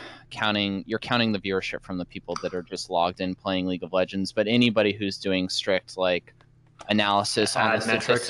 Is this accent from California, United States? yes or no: no; Seattle, Washington, United States; Nice. Right. My home city.